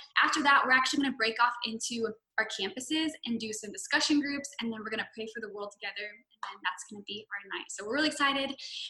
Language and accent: English; Southern California, United States; I'm originally from Southern California.